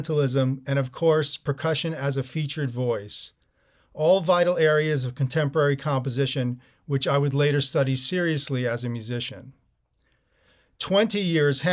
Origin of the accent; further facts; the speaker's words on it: Teaneck, New Jersey, United States; growing up in New Jersey in Teaneck